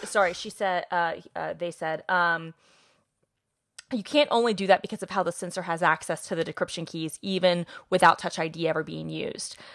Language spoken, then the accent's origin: English; Atlanta, Georgia, United States; I'm from Atlanta